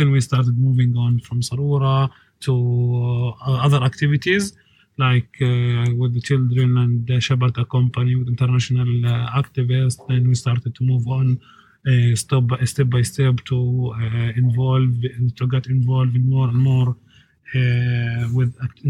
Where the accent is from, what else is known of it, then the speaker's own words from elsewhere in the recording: Masafer Yatta, Hebron Governorate, Palestine; I am an activist from Masafayata. I'm 25 years old. I was raised up in and born in Masafayata in a family